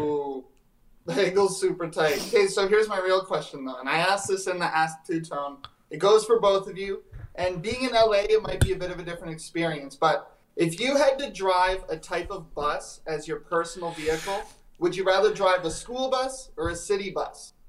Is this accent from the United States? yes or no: no; Saskatoon, Saskatchewan, Canada; now in Winnipeg, Canada; I'm in Winnipeg, but I'm from Saskatoon.